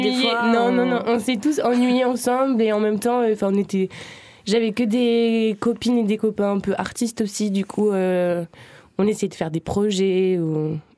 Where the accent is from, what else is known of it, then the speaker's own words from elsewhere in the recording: Uzès, Occitania, France; Du coup, j'ai grandi à Uzès, en fait.